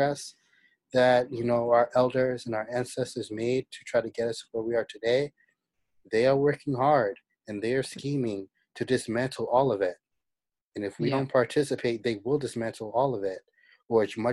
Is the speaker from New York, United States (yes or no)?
yes; New York, United States; also born or lived in New Jersey; as a New Yorker, someone who's lived in New York and New Jersey